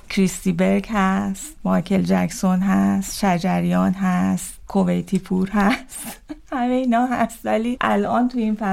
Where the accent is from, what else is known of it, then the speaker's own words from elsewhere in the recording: Zabol, Sistan and Baluchestan, Iran; born there; also born or lived in Tehran / Shiraz; من در زابل سیستان بلوچستان به دنیا اومدم در کمترین امکانات در خونه به دنیا اومدم